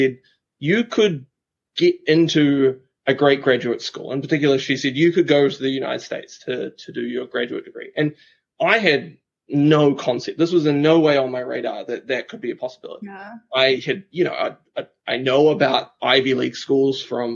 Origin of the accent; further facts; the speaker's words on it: Christchurch, Canterbury, New Zealand; So I'm from New Zealand, a beautiful country in the Southern Hemisphere. And I grew up in a city in New Zealand called Christchurch